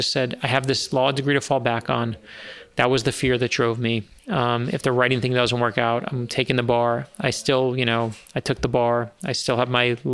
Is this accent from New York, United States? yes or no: yes; New York City, New York, United States; I grew up in Brooklyn, New York